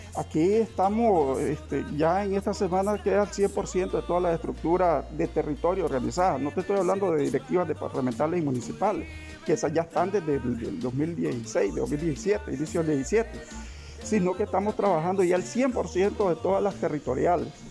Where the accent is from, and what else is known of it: Nicaragua